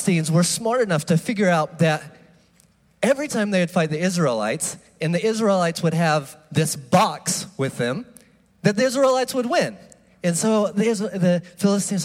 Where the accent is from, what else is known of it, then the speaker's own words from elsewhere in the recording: United States; I am from the U.S.